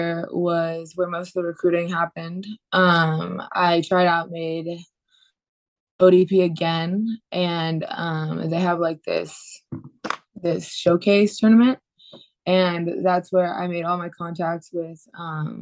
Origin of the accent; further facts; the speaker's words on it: Ridgecrest, California, United States; also born or lived in El Dorado Hills, California; I grew up in Ridgecrest, California, a super small town